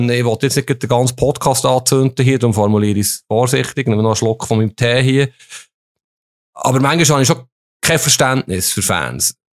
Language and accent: German; Switzerland; Finde ich auch cool als Schweizer Fußballjournalist.